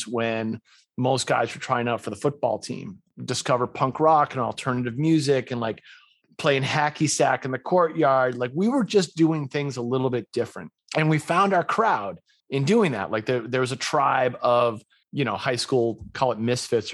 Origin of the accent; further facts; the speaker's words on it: Winchester, Massachusetts, United States; moved away as an adult; also born or lived in Las Cruces, New Mexico; raised in a small suburb right outside of Boston called Winchester, Massachusetts.